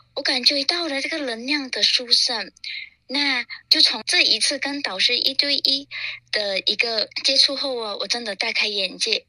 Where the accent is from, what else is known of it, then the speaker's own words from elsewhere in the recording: Malaysia; moved away as an adult; now in Singapore; 我也从马来西亚移民来到了新加坡